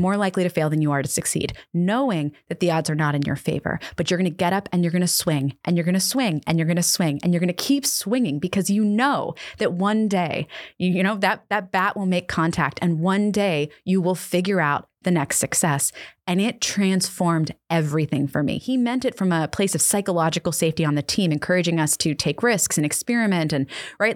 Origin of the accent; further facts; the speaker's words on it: Annapolis, Maryland, United States; We, uh, live in my hometown of Annapolis, Maryland.